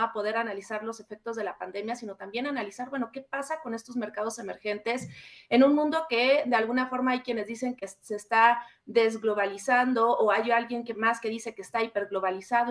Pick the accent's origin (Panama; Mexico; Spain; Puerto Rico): Mexico; nosotros como mexicanas y mexicanos